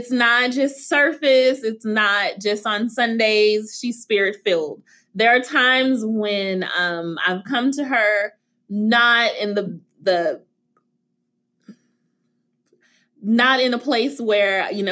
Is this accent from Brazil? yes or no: no; the South, United States; I'm from the South